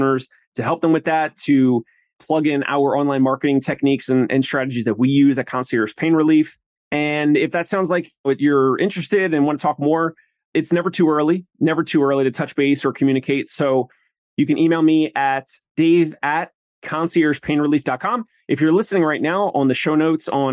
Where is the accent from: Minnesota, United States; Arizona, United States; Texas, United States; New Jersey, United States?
New Jersey, United States; I'm from South Jersey, so big Philly sports fan.